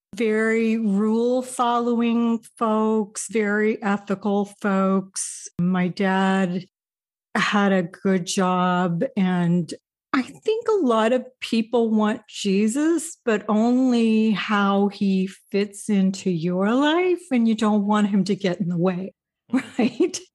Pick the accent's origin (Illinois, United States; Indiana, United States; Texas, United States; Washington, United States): Indiana, United States; moved away as an adult; also born or lived in Wisconsin / Salt Lake City; my family moved to Indiana soon after that, and I spent the first forty-five years of my life in Indiana